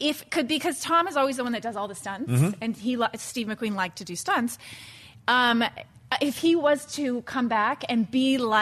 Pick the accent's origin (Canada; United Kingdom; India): Canada; now in Los Angeles, United States; I'm from Canada, so I'm used to driving in this.